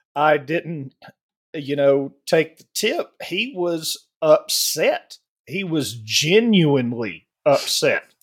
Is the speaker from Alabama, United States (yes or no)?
yes; Alabama, United States; growing up in the South in Alabama, uh, when I was born in seventy-four